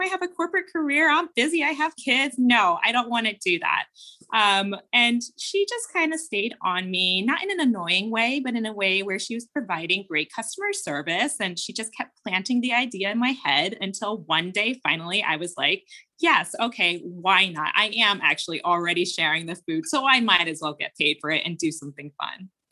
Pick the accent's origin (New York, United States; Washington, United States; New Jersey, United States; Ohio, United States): Ohio, United States; Cincinnati; we are from Ohio. I lived in the suburbs of Cincinnati